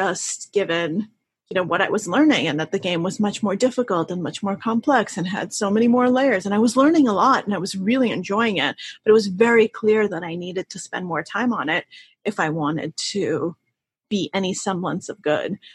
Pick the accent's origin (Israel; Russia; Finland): Russia; moved away; my family's Russian. I was born in Russia